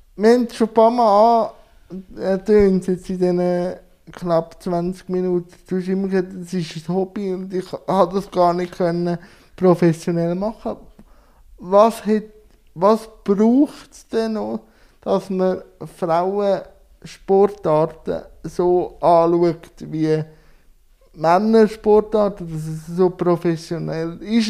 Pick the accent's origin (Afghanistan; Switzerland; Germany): Switzerland; bei uns in der Schweiz